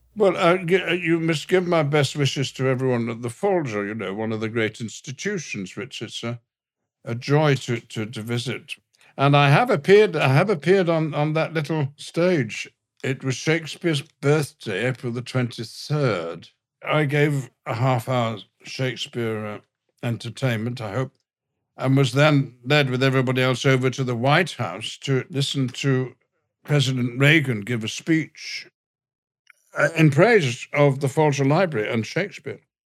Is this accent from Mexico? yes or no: no; the north of England, United Kingdom; accent: all-purpose northern; the accent I was using is, is, is my native one, a, a, a all-purpose northern accent